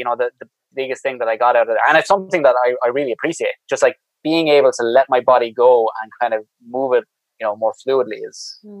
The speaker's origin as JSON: {"language": "English", "country": "Ireland", "said": "I'm an Irishman."}